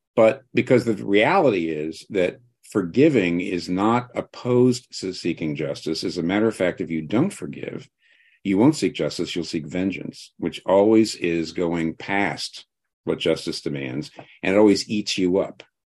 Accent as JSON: {"language": "English", "country": "United States", "said": "I'm not Welsh, I'm American"}